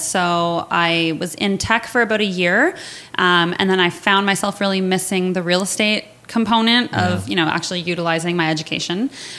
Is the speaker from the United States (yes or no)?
no; Kitchener, Ontario, Canada; I ended up in Kitchener, which is my hometown